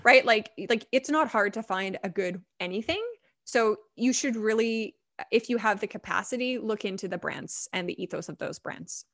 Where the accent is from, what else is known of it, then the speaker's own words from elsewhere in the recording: Vancouver, British Columbia, Canada; I grew up in Vancouver.